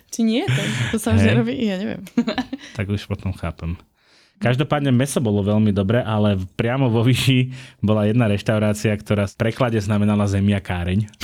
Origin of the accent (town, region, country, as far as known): Galanta, Trnava Region, Slovakia